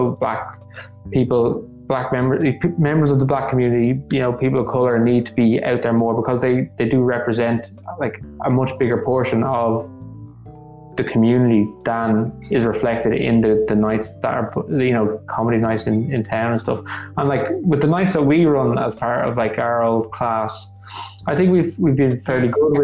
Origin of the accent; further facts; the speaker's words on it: Dublin, County Dublin, Ireland; I could show them Knockline